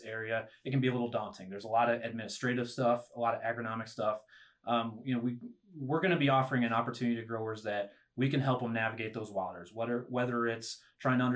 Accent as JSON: {"language": "English", "town": "Schuyler", "region": "Nebraska", "country": "United States", "tie": "born or raised there", "said": "So I'm a Nebraska kid. I'm from Northeast Nebraska, the Schuyler area."}